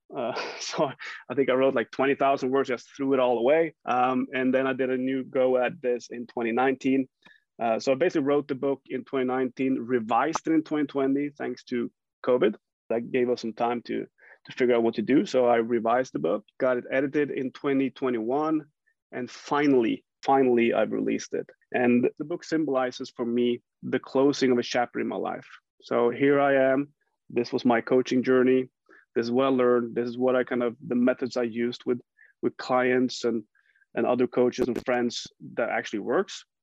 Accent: Jämtland, Sweden; I grew up in Sweden

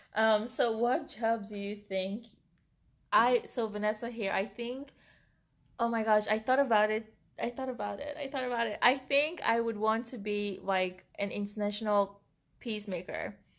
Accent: Cameroon; moved away; we grew up in Cameroon, Africa

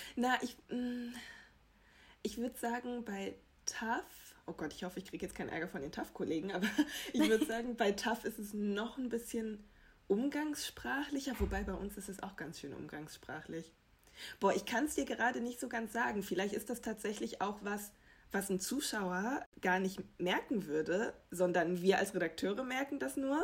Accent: Germany; wir hier als Deutsche

